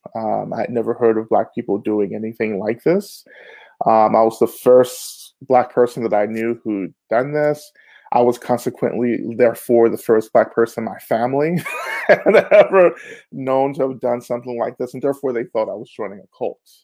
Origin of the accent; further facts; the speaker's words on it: Rome, Georgia, United States; also born or lived in Boston; now in Atlanta, United States; I'm originally from Rome, Georgia, which is about an hour and a half north of Atlanta